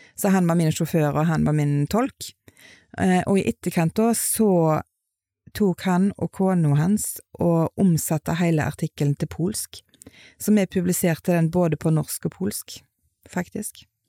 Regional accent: Etne, Vestland, Norway; jeg er oppvokst i Etne

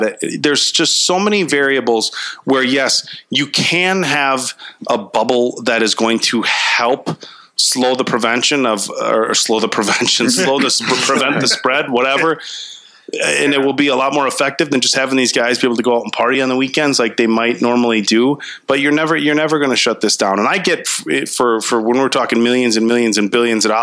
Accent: Little Chute, Wisconsin, United States; I grew up in Little Chute

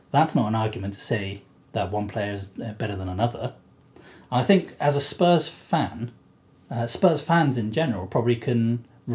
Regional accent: Japan; moved away; When I was growing up in Japan

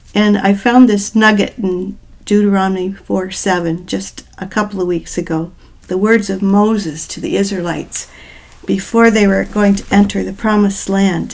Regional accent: New Brunswick, Canada; moved away as an adult; also born or lived in Newfoundland / Waterloo, Ontario; I'm originally from the East Coast. I was born in Newfoundland. I grew up in New Brunswick

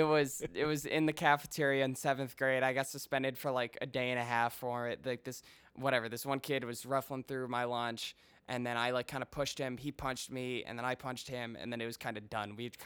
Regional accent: Colorado, United States; born there; I was born in Colorado

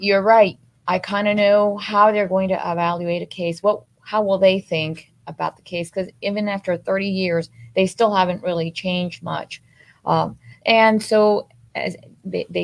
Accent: Miami, Florida, United States; I grew up here in Miami since I was 8 years old. I've been here. I graduated from Miami Coral Park

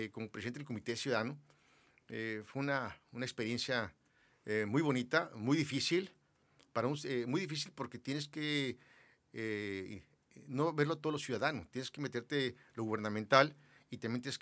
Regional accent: Mexico City, Mexico; moved away as an adult; now in Mexicali, Mexico; yo soy nacido en la Ciudad de México. Llegué aquí a Mexicali a los 18 años.

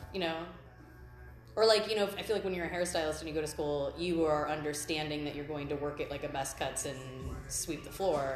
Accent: Cleveland, Ohio, United States; now in Astoria, United States; I'm a tattooer from Cleveland, Ohio

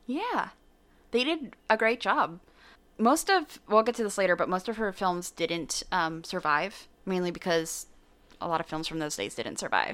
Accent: San Diego, California, United States; moved away as an adult; I grew up in Southern California, so uh, earthquakes were pretty commonplace.

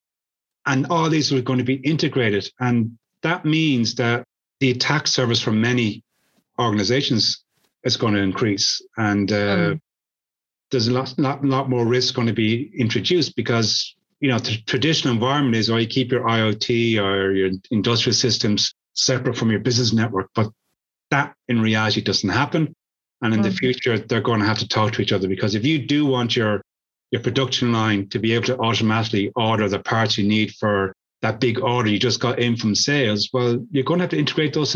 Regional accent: Ireland; I'm Irish.

